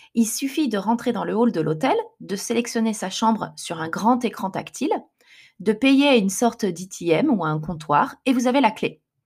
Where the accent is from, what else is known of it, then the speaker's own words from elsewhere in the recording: France; moved away as an adult; now in Japan; Je suis française mais je vis au Japon.